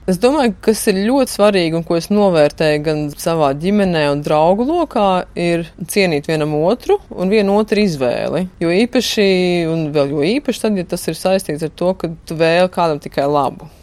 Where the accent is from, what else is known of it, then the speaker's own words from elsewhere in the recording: Latvia; moved away; es esmu no Latvijas